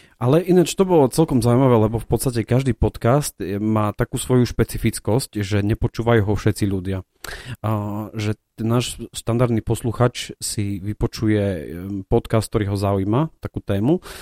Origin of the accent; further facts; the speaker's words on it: Prešov, Prešov Region, Slovakia; tá téma jedla u nás v Prešove veľmi silno rezonuje